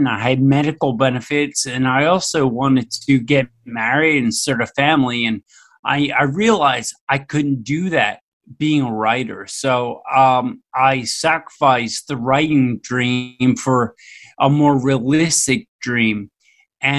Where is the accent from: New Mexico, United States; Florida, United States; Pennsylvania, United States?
Pennsylvania, United States; Philadelphia; I grew up right in Philadelphia, Pennsylvania, in the United States